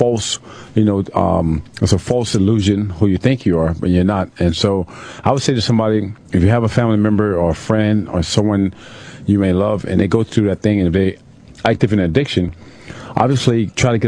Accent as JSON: {"language": "English", "town": "Tampa", "region": "Florida", "country": "United States", "tie": "born or raised there", "said": "Growing up in Tampa at the time in the 70s"}